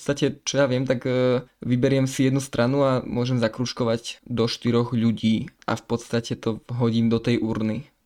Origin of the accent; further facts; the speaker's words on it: Košice, Košice Region, Slovakia; som z Košic a som teda prvovolič